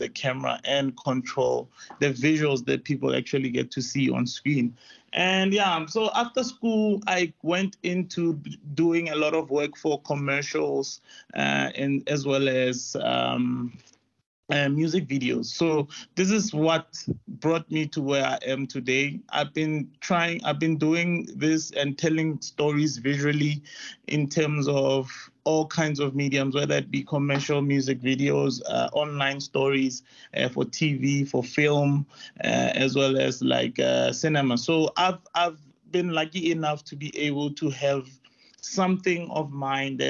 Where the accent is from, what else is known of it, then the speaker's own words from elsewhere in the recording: Rustenburg, North West, South Africa; moved away as an adult; also born or lived in Johannesburg; I grew up in Rustenburg, and then I came around Johannesburg to actually go study film around 2008.